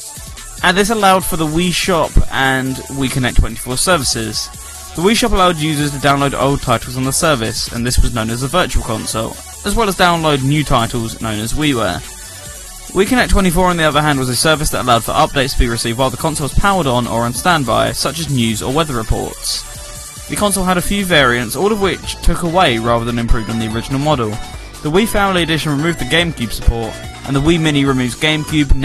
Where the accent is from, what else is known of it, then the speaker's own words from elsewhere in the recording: United Kingdom; all of us in the chat room are currently British